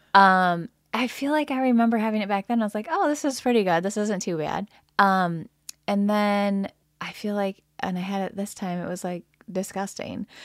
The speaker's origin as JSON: {"language": "English", "town": "Lansing", "region": "Michigan", "country": "United States", "tie": "born or raised there", "said": "I grew up in the Lansing area"}